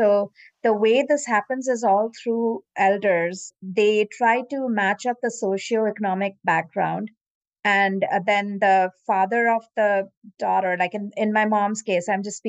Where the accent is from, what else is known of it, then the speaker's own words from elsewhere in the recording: India; now in United States; growing up in India